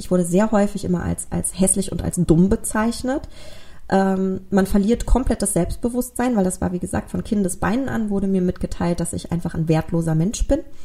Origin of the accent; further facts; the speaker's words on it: Germany; bei uns in Deutschland